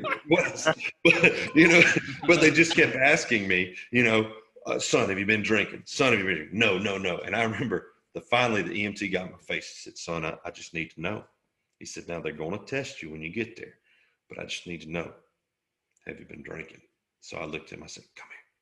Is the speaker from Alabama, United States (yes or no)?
yes; Southeast Alabama, United States; also born or lived in Killeen, Texas; I grew up in Southeast Alabama.